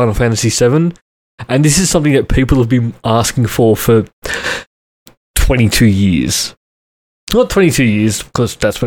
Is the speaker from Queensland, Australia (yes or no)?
no; Sydney, New South Wales, Australia; I grew up in Western Sydney